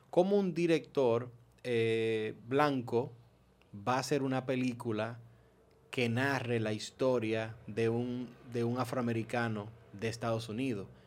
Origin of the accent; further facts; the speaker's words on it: Dominican Republic; somos multiraciales nosotros dominicanas de por sí somos multiraciales de por sí